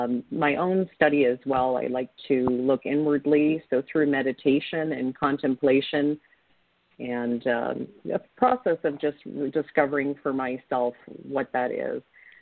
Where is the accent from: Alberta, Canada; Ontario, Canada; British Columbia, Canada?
Ontario, Canada; My family, I come from a family of immigrants, and I grew up in Ontario, Canada, on my grandfather's fruit orchard.